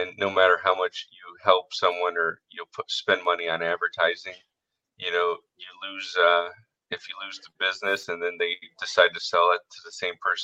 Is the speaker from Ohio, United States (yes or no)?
no; Southwest Florida, United States; born and raised in Southwest Florida